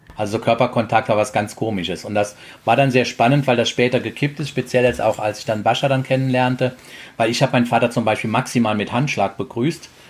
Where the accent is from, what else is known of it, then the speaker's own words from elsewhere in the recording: Trier, Rhineland-Palatinate, Germany; moved away; Ich komme aus der Trierer Gegend.